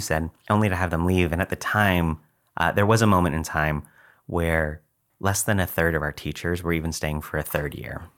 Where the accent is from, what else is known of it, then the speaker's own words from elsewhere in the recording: McAllen, Texas, United States; moved away as an adult; also born or lived in New York; now in San Antonio, United States; to work in McAllen, uh, in the Rio Grande Valley, which is where I grew up, graduated from McAllen High School.